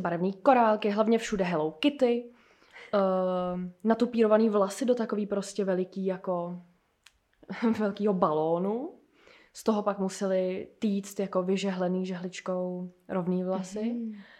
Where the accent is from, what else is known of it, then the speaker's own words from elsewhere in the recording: Plzeň, Plzeň Region, Czechia; moved away as an adult; also born or lived in Germany; now in Prague, Czechia; já jsem z Plzně a tam jsem bydlela do doby, než jsem šla na vejšku sem